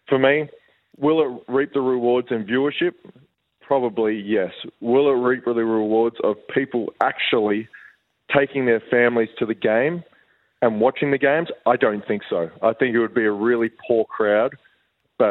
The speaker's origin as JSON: {"language": "English", "country": "Australia", "said": "we as an Australian culture"}